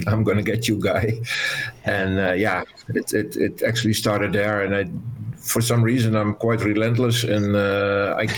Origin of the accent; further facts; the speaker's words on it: Netherlands; I'm from the Netherlands